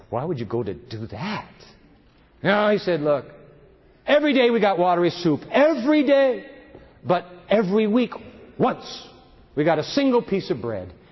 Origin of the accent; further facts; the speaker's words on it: Germany; English is a second language; You see, I'm Lutheran. I'm from Germany. But I was in Romania in prison, communist Romania.